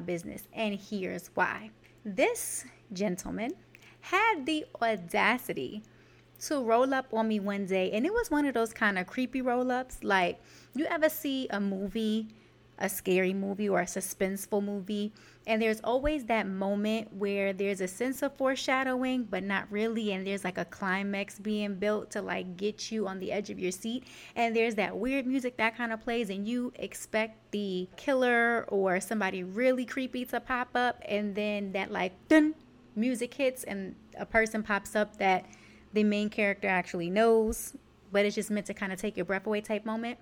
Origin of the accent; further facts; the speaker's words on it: New York City, New York, United States; I am from Canarsie, New York, and our favorite pastime in the summer, or really anytime we were outside, was to people watch